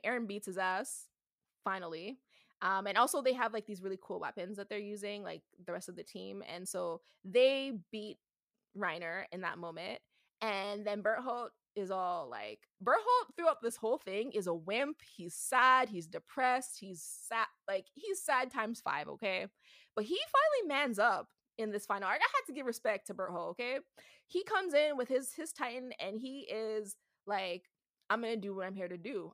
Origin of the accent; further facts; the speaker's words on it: Canada; I'm from Canada